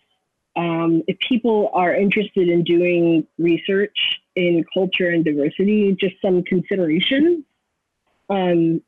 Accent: Los Angeles, California, United States; moved away as an adult; now in Florida, United States; So I'm originally from Los Angeles. I grew up in the San Fernando Valley

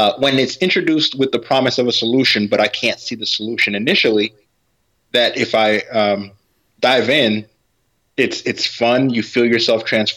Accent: New York City, New York, United States; I was born in Brooklyn, New York, Brookdale Medical Center

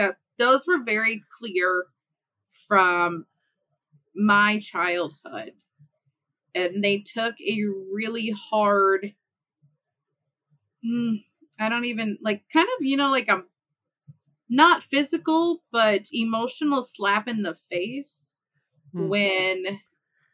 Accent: Midwest of the U.S., United States; I am born and raised in the Midwest of the U.S.

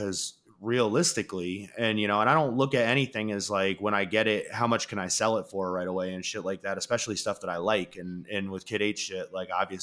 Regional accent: New York, United States; I'm from New York.

